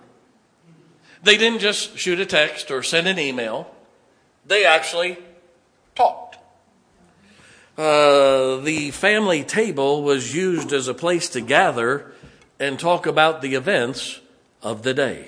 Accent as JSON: {"language": "English", "town": "Canton", "region": "Ohio", "country": "United States", "tie": "born or raised there", "said": "I grew up in Canton, Ohio"}